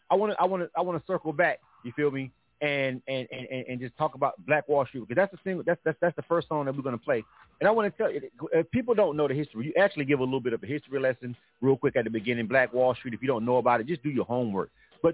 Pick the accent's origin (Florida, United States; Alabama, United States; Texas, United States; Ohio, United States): Florida, United States; I'm from Florida